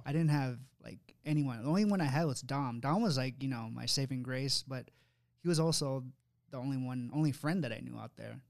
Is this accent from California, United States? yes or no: yes; Sacramento, California, United States; me, Will, Dana, we're from Sacramento, California